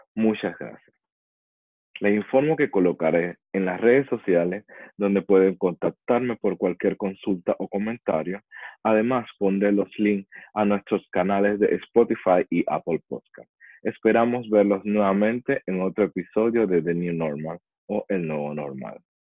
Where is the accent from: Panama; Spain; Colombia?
Panama; also born or lived in Chile; now in Dubai, United Arab Emirates; Antes de vivir aquí, estuve varios años en Chile y anteriormente en mi país, Panamá.